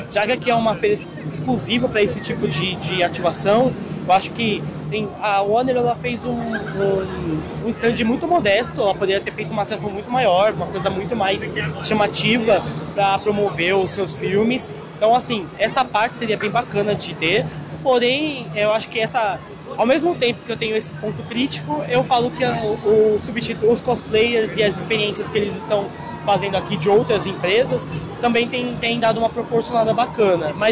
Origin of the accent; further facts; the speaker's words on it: São Paulo, Brazil; eu sou aqui de São Paulo